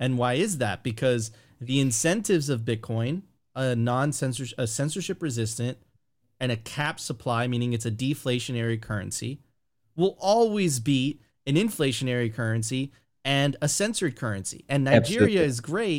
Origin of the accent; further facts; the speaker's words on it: Venezuela; In Eastern Europe, myself, I'm originally from Venezuela, right? You smell that and you're like, oh my God, I've seen this before.